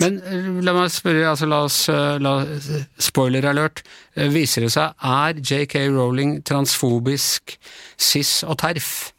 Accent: Ås, Akershus, Norway; jeg kommer fra Ås, det er jo nabokommune til Nesodden

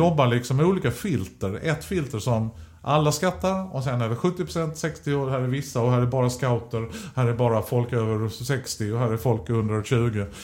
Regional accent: Lund, Skåne, Sweden; also born or lived in Staffanstorp / Vällingby / Stockholm; jag bor i Lund. Um, av olika anledningar. Liksom, det är skönt att bo i den staden man har vuxit upp

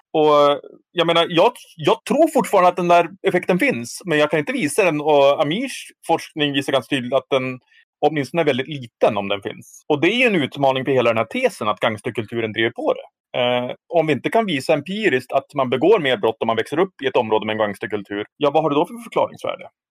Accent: Härnösand, Västernorrland County, Sweden; min hemstad Härnösand

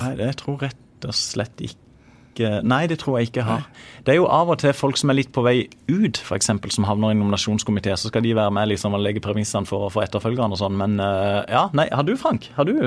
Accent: Søgne, Agder, Norway; kommer jeg fra Søgne

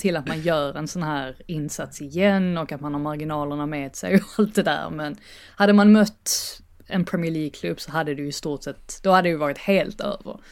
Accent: Sweden; moved away as an adult; also born or lived in England; now in United Kingdom; nästan som att vara hemma i Sverige

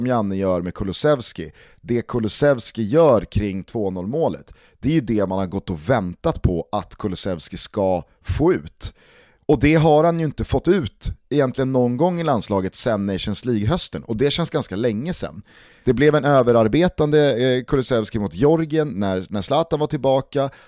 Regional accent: Sweden; Man blir lite jävig som svensk

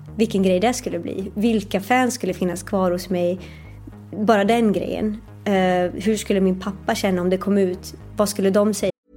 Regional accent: Sweden; also born or lived in New York; det här var ju ändå i mitt hemland

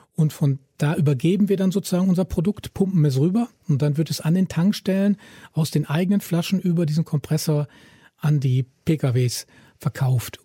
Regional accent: Germany; ich als Deutscher

